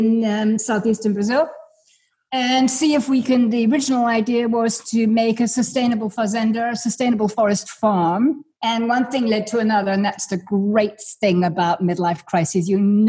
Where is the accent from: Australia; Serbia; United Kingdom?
United Kingdom; England; born there; I was born in England. He was born in Kenya. We lived in many, many parts of the world